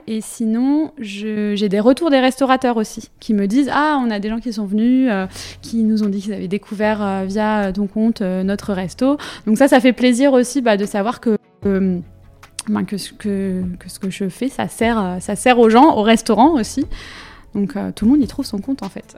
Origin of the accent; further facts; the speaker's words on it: Finistère, Brittany, France; moved away as an adult; now in Nantes, France; je, viens du Finistère aussi